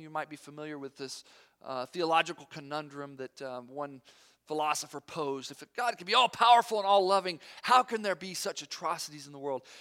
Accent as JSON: {"language": "English", "town": "Knoxville", "region": "Tennessee", "country": "United States", "also_born_or_lived": "Fort Campbell", "moved": "yes", "said": "I'm from Knoxville, Tennessee"}